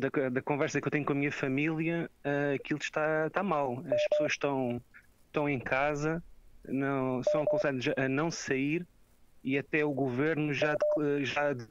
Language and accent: Portuguese; Portugal; eu como português, sei que a maneira é diferente